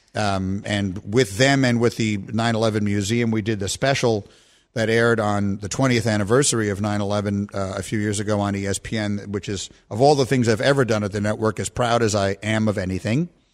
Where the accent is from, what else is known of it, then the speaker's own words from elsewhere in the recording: New York, United States; moved away as an adult; also born or lived in Chicago; I grew up in Lower Manhattan.